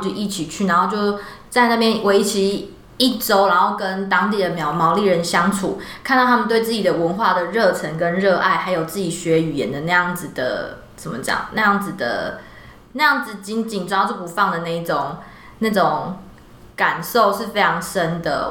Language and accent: Chinese; Taiwan; 我们每一年台湾这边也都会派人去参加